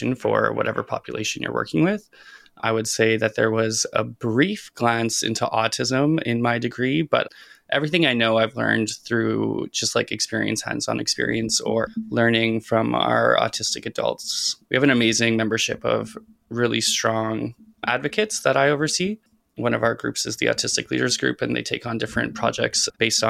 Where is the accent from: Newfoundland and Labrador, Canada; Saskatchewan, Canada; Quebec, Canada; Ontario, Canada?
Saskatchewan, Canada; moved away as an adult; now in Vancouver, Canada; Growing up in Saskatchewan